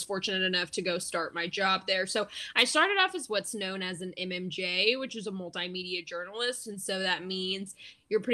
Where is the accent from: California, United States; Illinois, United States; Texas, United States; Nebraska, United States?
Texas, United States; Round Rock; moved away as an adult; also born or lived in Lubbock, Texas; now in Wisconsin, United States; I'm originally from Austin or Round Rock, which is North Austin